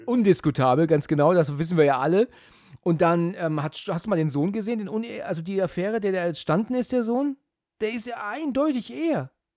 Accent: Germany; als Deutsche

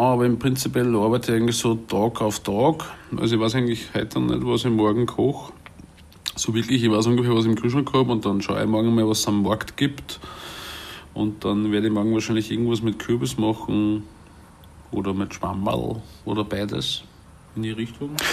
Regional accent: Salzburg, Austria; moved away; ich bin 1980 geboren in Salzburg und bin dort aufgewachsen in der Stadt Salzburg

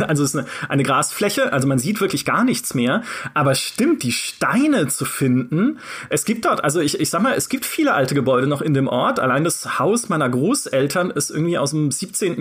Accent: a village near Karlsruhe, Baden-Württemberg, Germany; in dem Dorf, in dem ich aufgewachsen bin, so ein 4000 Seelenort in der Nähe von Karlsruhe

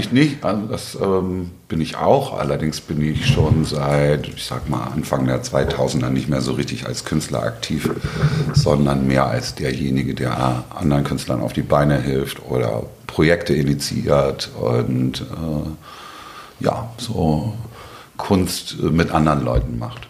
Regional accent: Hamburg, Germany; komme aus Hamburg-Altona, bin hier auch geboren

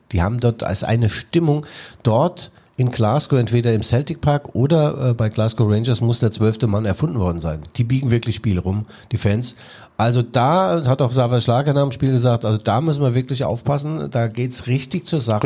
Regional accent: Mainz, Rhineland-Palatinate, Germany; moved away; Mainz, meine alte Heimat

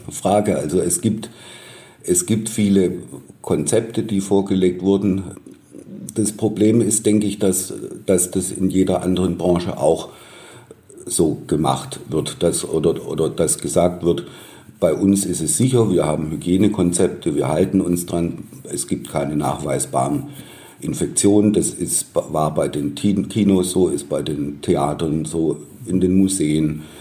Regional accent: Baden-Württemberg, Germany; accent: Swabian/Baden-Württemberg accent; now in Munich, Germany; Ich bin kein gebürtiger Bayer, sondern Baden-Württemberger, stamme aus der Nähe von Stuttgart. Deshalb auch mein Akzent, den man wahrscheinlich immer, immer raushören wird.

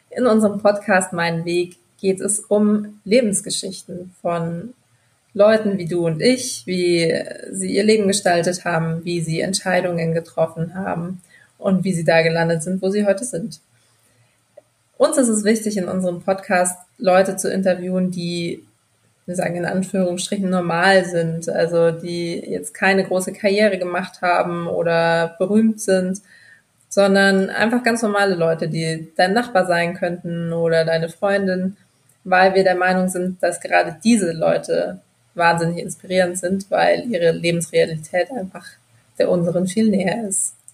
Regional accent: Bamberg, Bavaria, Germany; moved away as an adult; now in Berlin, Germany; Ich komme aus Bamberg

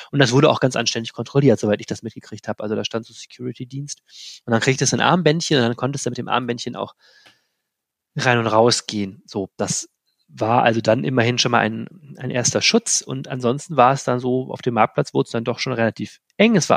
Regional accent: Wuppertal, North Rhine-Westphalia, Germany; moved away as an adult; now in Düsseldorf, Germany; meine Lebensgeschichte verläuft andersrum. Ich komme, nein, nicht aus Lennep, sondern aus Wuppertal und habe es aber äh, vor vielen Jahren äh, in Richtung Düsseldorf geschafft

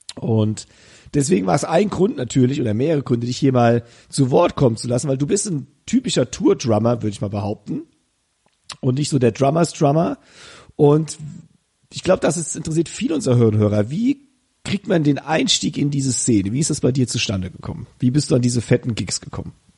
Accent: Koblenz-Westerwald region, Rhineland-Palatinate, Germany; Wir kommen beide aus der Region Koblenz-Westerwald.

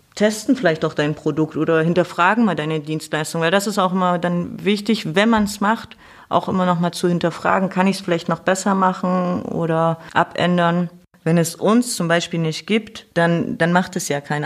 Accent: Thuringia, Germany; moved away; ursprünglich komme ich aus Thüringen. Ich bin sozusagen noch in der DDR geboren

